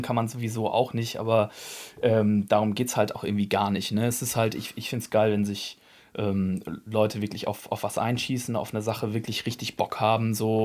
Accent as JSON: {"language": "German", "town": "Bielefeld", "region": "North Rhine-Westphalia", "country": "Germany", "tie": "born or raised there", "said": "Ich bin, ähm, in der Punk- und Hardcore-Szene aufgewachsen hier in Bielefeld"}